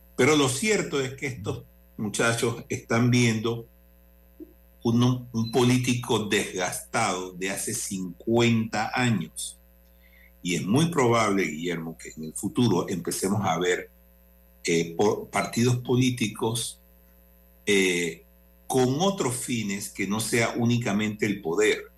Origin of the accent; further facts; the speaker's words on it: Panama; aquí todos somos panameños